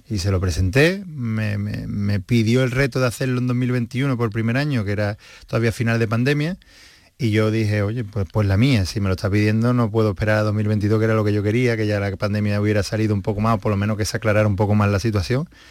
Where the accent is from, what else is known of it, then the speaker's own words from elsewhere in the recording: Seville, Andalusia, Spain; como sevillanos que somos